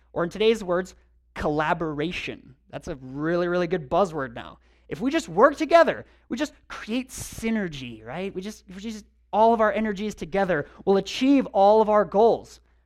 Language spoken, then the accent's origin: English; United States